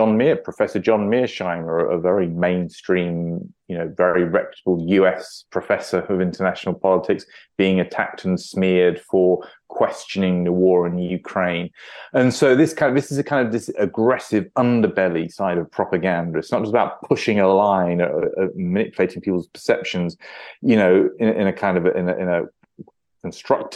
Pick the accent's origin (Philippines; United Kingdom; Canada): United Kingdom; as a British citizen